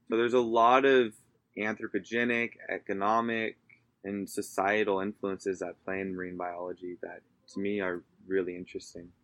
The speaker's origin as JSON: {"language": "English", "region": "Southern California", "country": "United States", "also_born_or_lived": "North Carolina", "moved": "as an adult", "lives_now": "Baja California, Mexico", "said": "coming from the United States, especially where I come from in Southern California"}